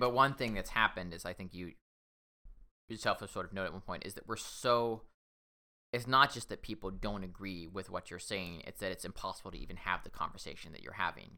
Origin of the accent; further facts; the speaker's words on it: Washington, United States; I'm from Washington State